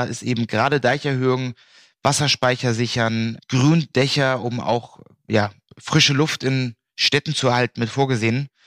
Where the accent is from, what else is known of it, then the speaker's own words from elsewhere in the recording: Bergedorf, Hamburg, Germany; Also Mai 2018 zum Beispiel sind in Bergedorf, da wo ich herkomme, einige Häuser weggesackt